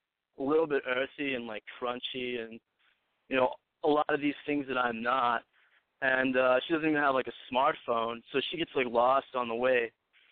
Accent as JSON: {"language": "English", "region": "Texas", "country": "United States", "tie": "born or raised there", "also_born_or_lived": "Chicago / Arkansas / Connecticut", "moved": "as an adult", "said": "I grew up in Texas. And as soon as I could, I got the fuck out, moved to Chicago for a bit."}